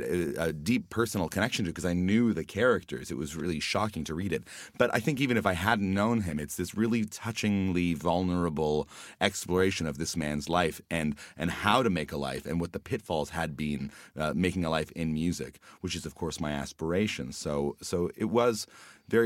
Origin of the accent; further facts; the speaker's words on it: Hamilton, Ontario, Canada; my hometown, and which is Hamilton, Ontario